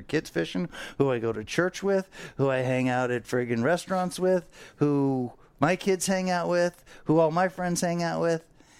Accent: Fort Lauderdale, Florida, United States; I grew up on the Intercoastal here in Fort Lauderdale.

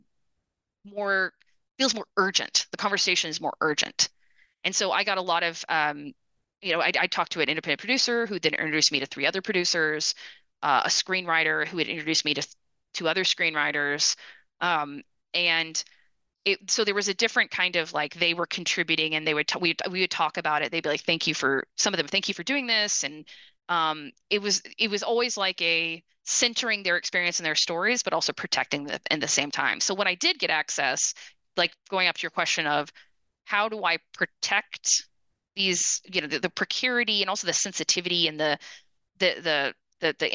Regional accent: United States; also born or lived in Austin, Texas / Detroit, Michigan / Brazil; now in Dallas, United States; as an American

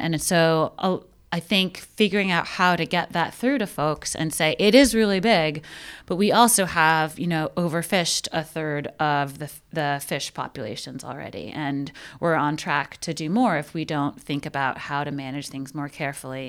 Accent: New York City, New York, United States; I grew up in Brooklyn

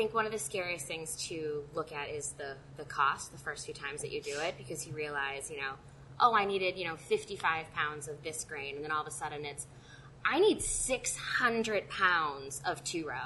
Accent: East Coast, United States; moved away; I'm from the East Coast

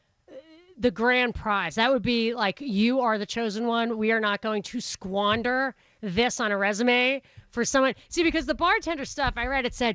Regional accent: Rockland County, New York, United States; also born or lived in Brooklyn; I'm from Rockland County, which is the blue-collar suburb on the other side of the river.

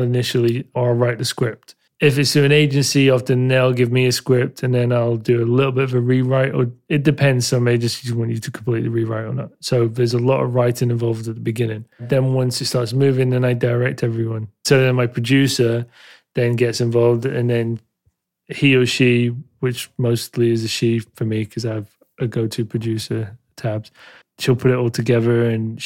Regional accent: Leeds, Yorkshire and the Humber, United Kingdom; now in London, United Kingdom; I was born in Leeds

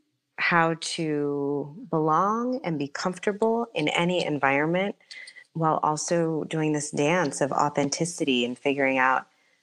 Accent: New York City, New York, United States; I was born in New York City. I grew up in the Bronx

